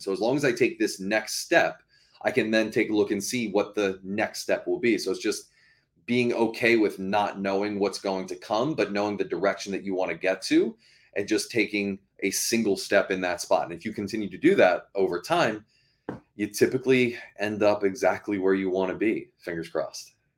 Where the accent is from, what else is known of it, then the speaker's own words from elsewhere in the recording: Baltimore, Maryland, United States; moved away as an adult; now in Massachusetts, United States; I grew up, um, in Maryland, so in Baltimore, Maryland.